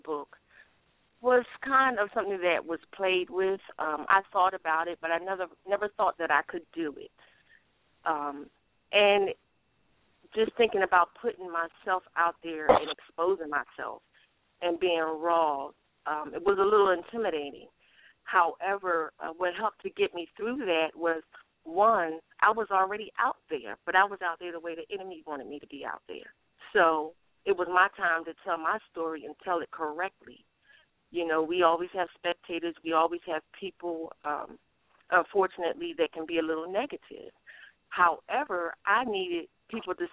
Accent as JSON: {"language": "English", "town": "Philadelphia", "region": "Pennsylvania", "country": "United States", "tie": "born or raised there", "also_born_or_lived": "Norfolk, Virginia", "moved": "yes", "lives_now": "South Carolina, United States", "said": "I'm currently in South Carolina, but I come from Philadelphia, born and raised."}